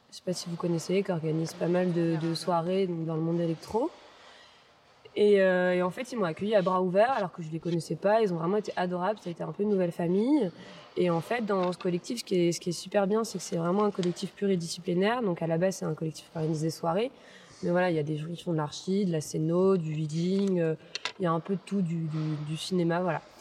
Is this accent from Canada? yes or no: no; Toulouse, Occitania, France; also born or lived in Versailles / Saint-Cloud; je suis née à Versailles. J'ai vécu jusqu'à mes 1 an à Saint-Cloud. non, jusqu'à mes 6 ans même à Saint-Cloud. Puis après, mon père été muté à Toulouse, donc j'ai grandi à Toulouse.